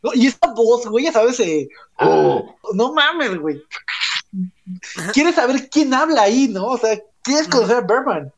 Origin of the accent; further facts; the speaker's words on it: Mexico; como todo buen niño de México